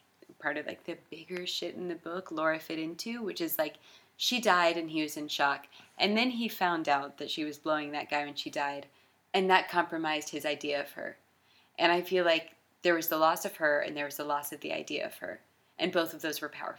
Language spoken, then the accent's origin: English; Jacksonville, Florida, United States; In Jacksonville! I'm from Jacksonville